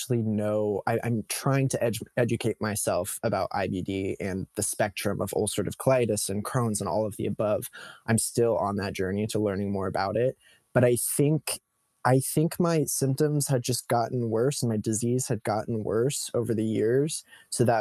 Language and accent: English; Modesto, California, United States; now in Los Angeles, United States; I was growing up in Modesto, California, which is a small agricultural town in the Central Valley of California